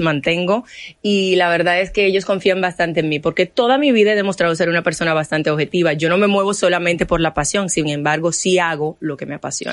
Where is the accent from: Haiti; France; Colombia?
Haiti; now in Dominican Republic